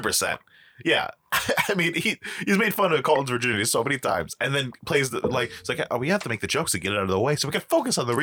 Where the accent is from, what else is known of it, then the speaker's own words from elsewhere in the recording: Puerto Rico; accent: Puerto Rican; my Puerto Rican accent